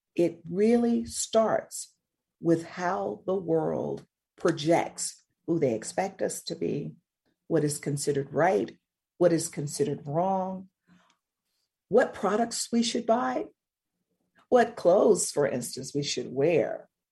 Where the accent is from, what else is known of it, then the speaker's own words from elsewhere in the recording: Mississippi, United States; I grew up in Mississippi